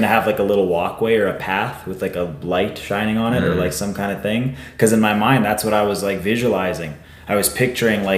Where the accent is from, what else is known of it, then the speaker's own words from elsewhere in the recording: Warman, Saskatchewan, Canada; I grew up in Warman.